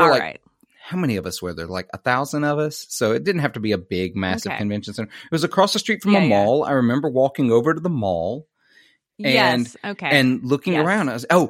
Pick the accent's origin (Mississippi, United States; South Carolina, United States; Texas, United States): Mississippi, United States; Mississippi boy